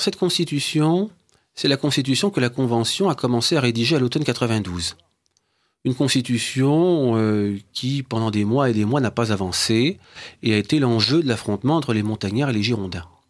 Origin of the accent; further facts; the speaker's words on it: Brittany, France; je suis originaire d'un patelin de Bretagne